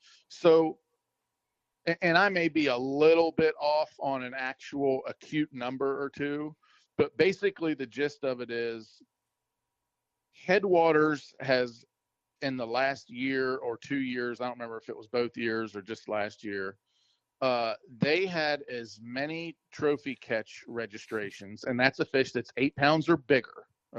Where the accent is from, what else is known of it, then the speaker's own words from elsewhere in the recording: Maryland, United States; moved away; growing up in Maryland